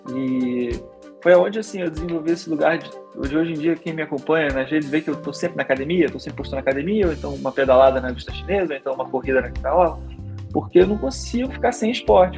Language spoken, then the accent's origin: Portuguese; Petrópolis, Rio de Janeiro, Brazil; now in Rio de Janeiro, Brazil; sou de Petrópolis